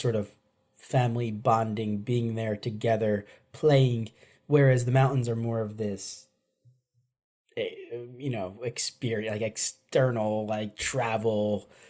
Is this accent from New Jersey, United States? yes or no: yes; New Jersey, United States; I grew up in New Jersey